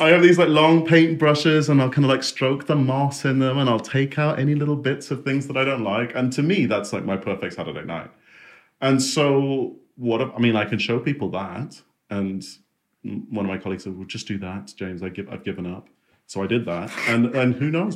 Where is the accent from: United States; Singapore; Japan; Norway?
Singapore; Uh, in Singapore.